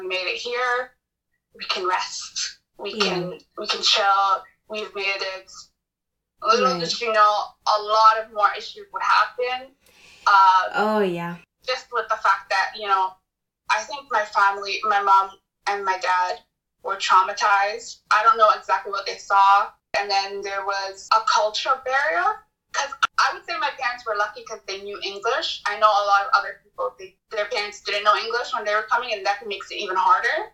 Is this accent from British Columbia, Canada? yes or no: no; Toronto, Ontario, Canada; I was born in Canada, Toronto. In fact, I was born in Etobicoke